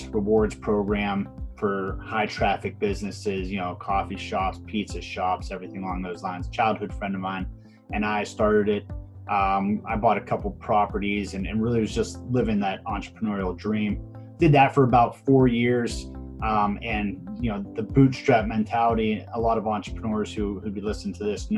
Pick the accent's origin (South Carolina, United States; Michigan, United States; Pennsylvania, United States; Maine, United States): Pennsylvania, United States; Pittsburgh; I'm born and bred in Pittsburgh, Pennsylvania